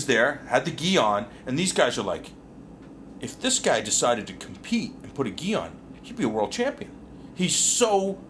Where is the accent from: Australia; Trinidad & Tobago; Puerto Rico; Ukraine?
Trinidad & Tobago; I'm Trinidadian.